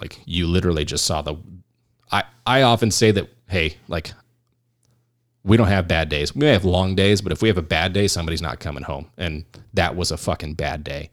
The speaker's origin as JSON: {"language": "English", "region": "California", "country": "United States", "moved": "yes", "lives_now": "Arizona, United States", "said": "we're all from California"}